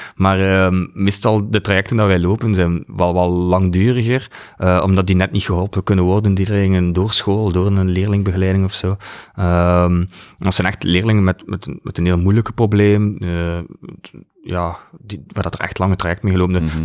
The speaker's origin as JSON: {"language": "Dutch", "town": "Ghent", "region": "Flanders", "country": "Belgium", "moved": "as an adult", "lives_now": "West Flanders, Belgium", "said": "Van Gent. Ik ben uh, naar West-Vlaanderen. Een van de weinigen"}